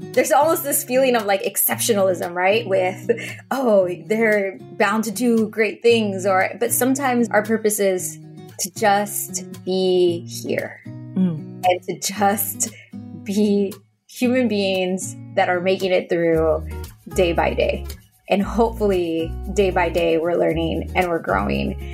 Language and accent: English; Spring, Texas, United States; first language Spanish; English is a second language; grew up in Texas we were one of the first immigrant families to move into this neighborhood in Spring, Texas.